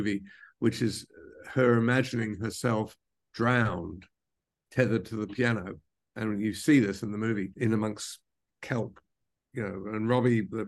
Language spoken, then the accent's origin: English; New Zealand; moved away as an adult; also born or lived in London, United Kingdom; now in New York, United States; I was born in London, even though I grew up in New Zealand